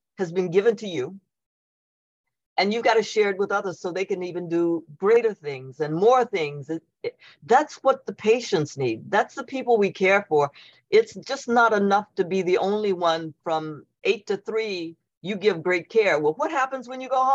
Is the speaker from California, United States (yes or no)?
no; Elizabethtown, Kentucky, United States; moved away; I'm from Elizabethtown, Kentucky